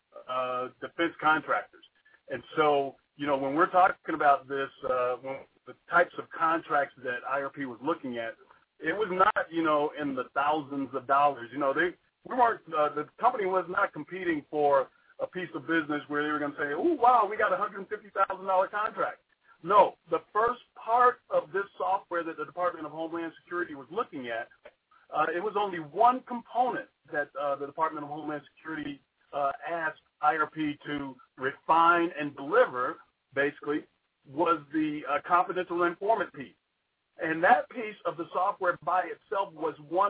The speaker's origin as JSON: {"language": "English", "region": "Georgia", "country": "United States", "moved": "yes", "said": "I'm actually originally from Georgia"}